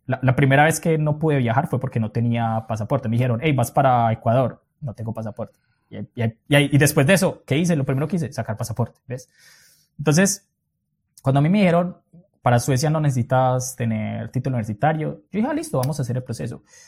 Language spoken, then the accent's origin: Spanish; Colombia; moved away as an adult; also born or lived in Europe; la primera vez que yo salí de Colombia, que fue a Argentina